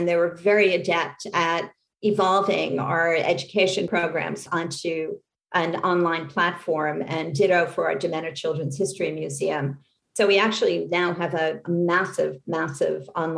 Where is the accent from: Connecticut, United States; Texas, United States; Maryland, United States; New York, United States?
New York, United States; New York City; also born or lived in Great Neck, New York / Manhasset, Long Island; I was born in New York City. My family actually came on both sides. My mother's side and my father's side came to New York in the 1880s and stayed here. In part, I was raised in New York City.